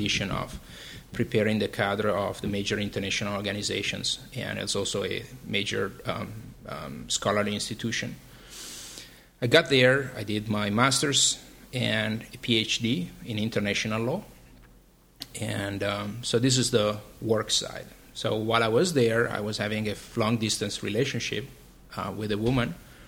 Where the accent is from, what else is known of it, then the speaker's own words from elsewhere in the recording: Milan, Lombardy, Italy; moved away as an adult; also born or lived in Vienna, Austria; now in New York, United States; I was born and raised in Milan, in Italy, and between Milan and Vienna in Austria, where family of my mom is.